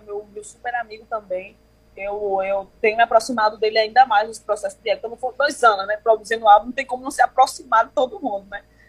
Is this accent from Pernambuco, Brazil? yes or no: yes; Pernambuco, Brazil; born or raised there